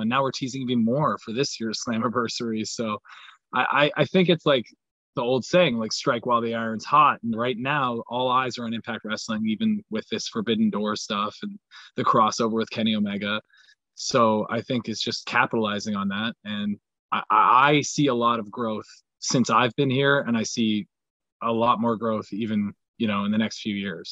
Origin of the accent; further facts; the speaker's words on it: Canada; I have a lot of pride in being Canadian